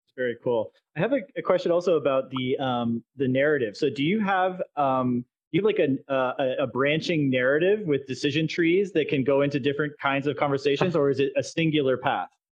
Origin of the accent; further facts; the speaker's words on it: Canada; moved away; I'm originally from Canada